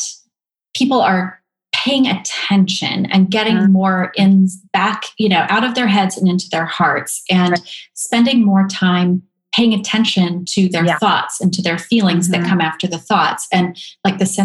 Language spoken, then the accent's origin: English; Pacific Northwest, United States; I grew up in the Pacific Northwest